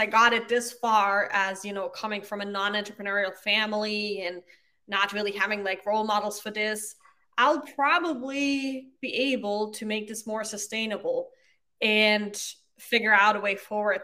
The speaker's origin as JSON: {"language": "English", "country": "Austria", "tie": "born or raised there", "also_born_or_lived": "Ireland", "first_language": "German", "second_language": "English", "moved": "as an adult", "lives_now": "United States", "said": "So I grew up in Austria. I speak German, that's my mother tongue."}